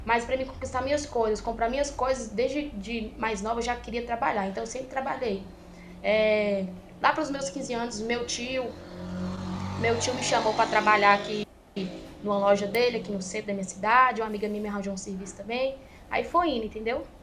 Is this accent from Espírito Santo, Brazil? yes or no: no; Minas Gerais, Brazil; Eu sou mineira.